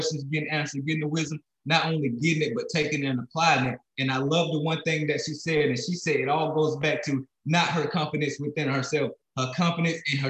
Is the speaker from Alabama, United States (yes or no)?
yes; Alabama, United States; moved away as an adult; also born or lived in South Dakota; now in Florida, United States; I'm a kid from Alabama, grew up in Alabama, found my way in South Dakota where I met my wife. And then we're living in Florida